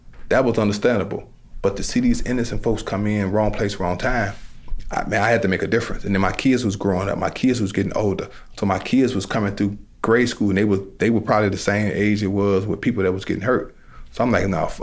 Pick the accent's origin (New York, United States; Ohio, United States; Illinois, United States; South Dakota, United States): Illinois, United States; Chicago; I started out as a violence interrupter in the Roseland community, because I'm from the Roseland community